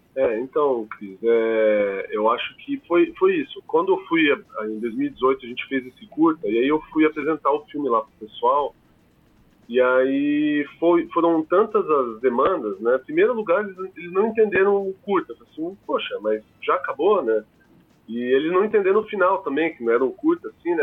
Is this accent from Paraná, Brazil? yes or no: yes; Curitiba, Paraná, Brazil; o pessoal de Curitiba, principalmente, que é a, a, o de onde eu venho